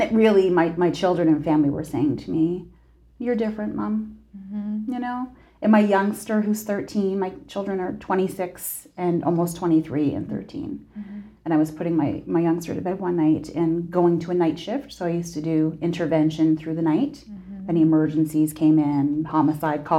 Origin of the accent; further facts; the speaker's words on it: Saint John, New Brunswick, Canada; moved away as an adult; also born or lived in Fredericton, New Brunswick; now in Nova Scotia, Canada; I was born and raised in St. John, New Brunswick